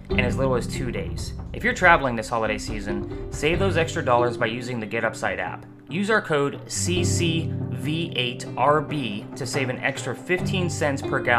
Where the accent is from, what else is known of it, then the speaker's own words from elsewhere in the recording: the North, United States; I'm definitely from the North